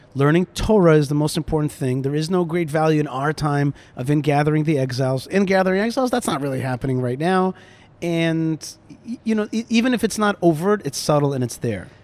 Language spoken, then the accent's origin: English; Wayne, New Jersey, United States; moved away as an adult; now in Israel; I grew up in Wayne, New Jersey